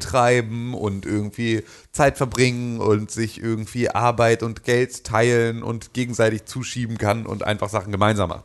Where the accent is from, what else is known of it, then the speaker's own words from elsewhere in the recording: Germany; als Deutscher